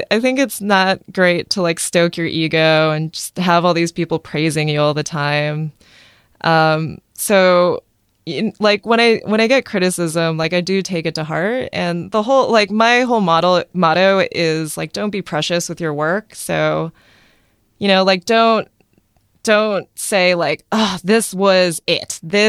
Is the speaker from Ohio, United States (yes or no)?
yes; Athens, Ohio, United States; born there; also born or lived in Boston; So I was born in small town Athens, Ohio.